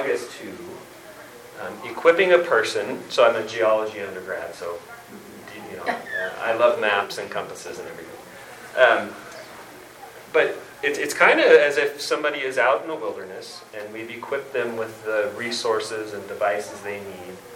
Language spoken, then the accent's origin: English; California, United States; I'm a teacher from California